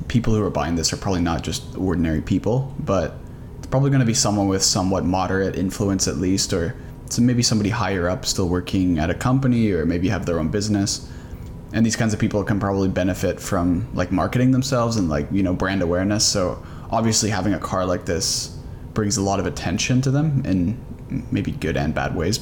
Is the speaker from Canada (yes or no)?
yes; Canada; we're from Canada